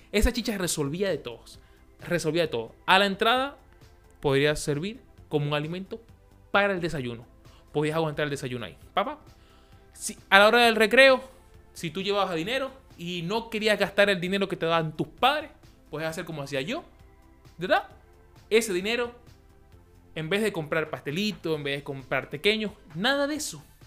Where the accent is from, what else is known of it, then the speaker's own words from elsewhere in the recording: Maracaibo, Zulia, Venezuela; moved away; En Maracaibo, en Maracaibo, donde el sol nos ilumina a 40 más 48 grados de, calor, allá nosotros jugábamos en la calle a las 12 del mediodía